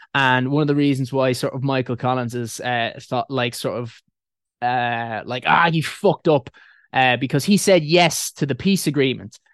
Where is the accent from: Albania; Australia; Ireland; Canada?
Ireland; Dublin, Leinster; now in United Kingdom; I was born in Dublin